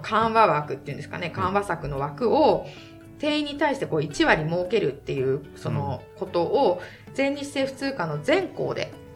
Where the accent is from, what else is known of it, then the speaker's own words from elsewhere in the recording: Niigata, Japan; moved away; 私は新潟県の公立高校出身